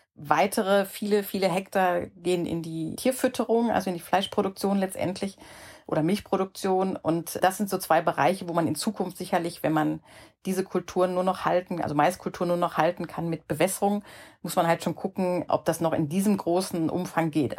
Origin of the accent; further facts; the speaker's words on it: Ruhr area, North Rhine-Westphalia, Germany; in meiner Jugend im Ruhrgebiet